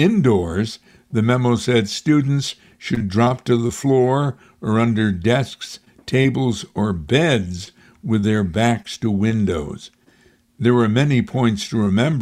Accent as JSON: {"language": "English", "town": "Amsterdam", "region": "New York", "country": "United States", "tie": "born or raised there", "said": "In my hometown of Amsterdam, New York"}